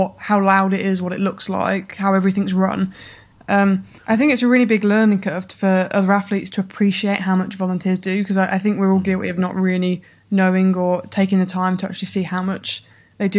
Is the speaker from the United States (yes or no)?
no; Birmingham, West Midlands, United Kingdom; I grew up in Birmingham. My whole sporting career started in Birmingham